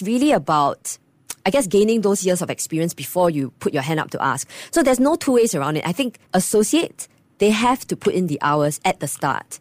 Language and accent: English; Singapore; I'm proud Singaporean